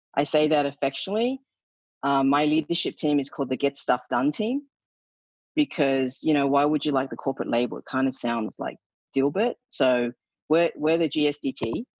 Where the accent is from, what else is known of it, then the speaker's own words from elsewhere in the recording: Australia; accent: Australian; my Australian accent is going, so I get a lot of, you know, hell for embarrassing the country that way.